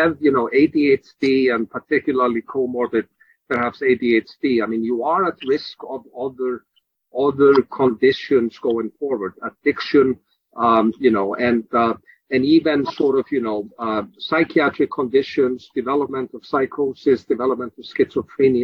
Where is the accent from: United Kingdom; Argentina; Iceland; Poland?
Iceland; now in Philadelphia, United States; I'm actually from Iceland myself